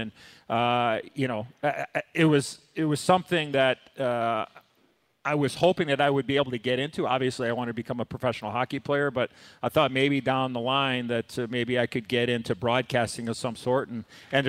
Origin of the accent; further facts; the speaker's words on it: Chicago, Illinois, United States; I'm from here, and I lived and died as a Blackhawk as a kid